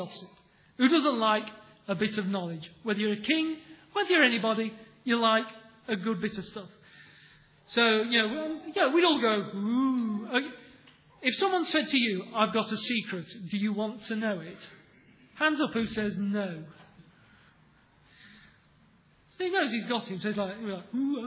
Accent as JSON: {"language": "English", "region": "England", "country": "United Kingdom", "said": "We're English"}